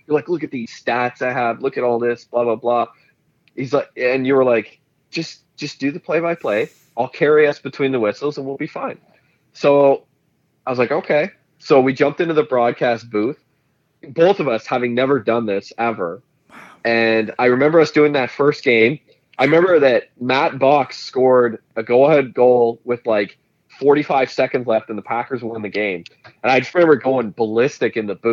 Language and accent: English; Renfrew, Ontario, Canada; I was from Renfrew, you know, the bitter rival.